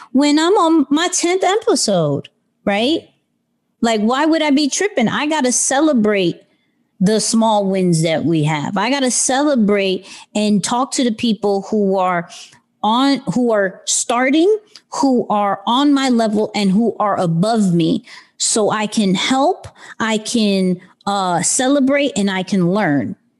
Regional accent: New York City, New York, United States; I'm still kid from Queens

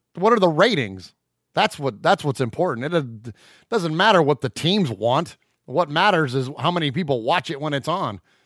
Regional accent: San Jose, California, United States; also born or lived in Middle Tennessee; now in Nashville area, Tennessee, United States; I'm originally from the Bay Area. I'm from San Jose, California. Born and raised in, uh, have since relocated to Middle Tennessee

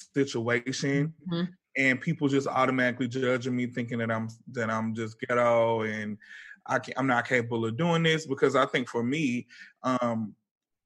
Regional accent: Atlanta, Georgia, United States; I'm from the West Side. I'm from Atlanta.

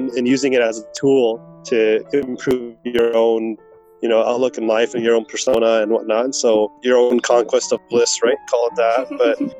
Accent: Vancouver, British Columbia, Canada; growing up in Vancouver

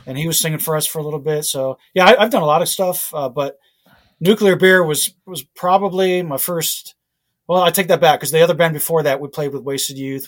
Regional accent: Fort Lauderdale, Florida, United States; I grew up in Fort Lauderdale

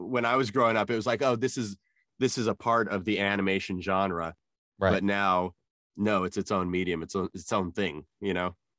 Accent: Albuquerque, New Mexico, United States; growing up in New Mexico, there was a lot of Native American and a lot of uh, Hispanic culture around me

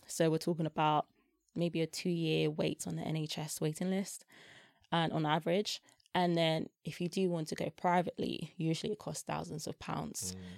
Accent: London, United Kingdom; also born or lived in Germany / Belgium; South East London

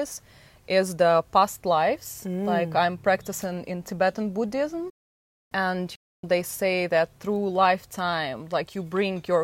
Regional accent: Moscow, Russia; moved away; I'm from Moscow, Russia, and my childhood was something what actually made me think that I want more.

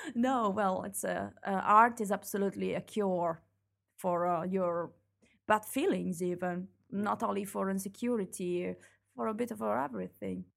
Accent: Italy; moved away as an adult; now in Belgium; my hometown is in I, is in Italy

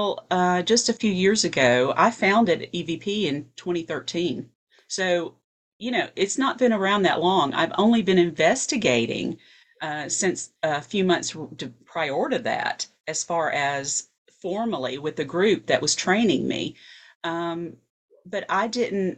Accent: Fayetteville, Tennessee, United States; I am from Fayetteville, Tennessee. It is a little town 30 miles north of Huntsville, Alabama. I only live 15 minutes from there now

